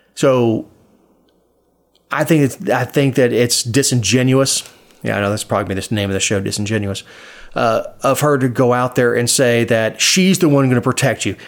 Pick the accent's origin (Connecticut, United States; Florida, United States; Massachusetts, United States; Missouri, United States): Florida, United States; born or raised there; now in Georgia, United States